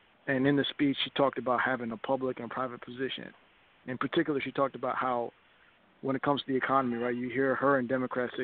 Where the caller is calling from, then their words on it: Nashville, Tennessee, United States; I'm calling from Nashville